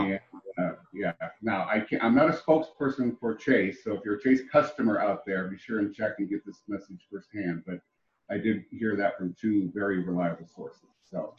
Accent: Ohio, United States; moved away as an adult; now in Texas, United States; I'm actually originally from Ohio. I made my way here after I got out of the service uh, when I was a very young man

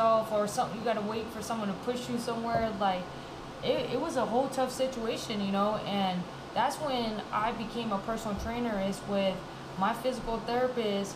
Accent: Fresno, California, United States; moved away; I'm from Fresno. I just moved back

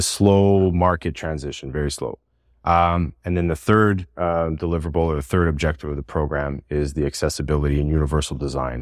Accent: Montreal, Quebec, Canada; moved away as an adult; also born or lived in Toronto; I was the guy from Montreal that was working in Toronto

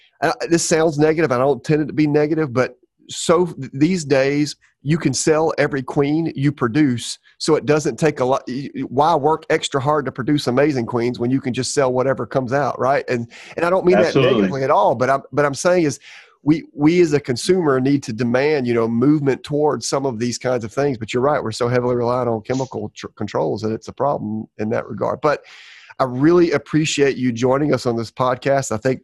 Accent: Georgia, United States; now in Florida, United States; I'm from Georgia, and I saw it every 3 years or so.

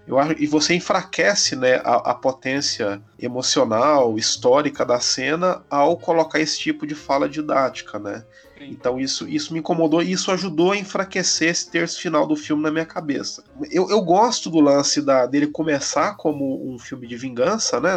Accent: Brazil; eu, como brasileiro vivendo em 2020

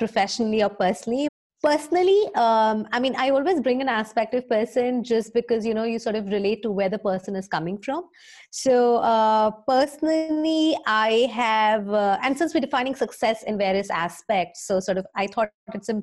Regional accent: India; moved away as an adult; now in Dublin, Ireland; I am an Indian, born and brought up here itself

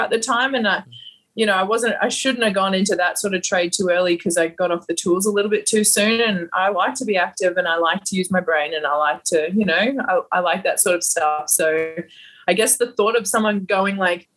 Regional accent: Gladstone, Queensland, Australia; accent: bogan; moved away as an adult; also born or lived in Atlanta / Las Vegas; I grew up in a heavy industry. I grew up in Gladstone, so we're just like heavy industry.

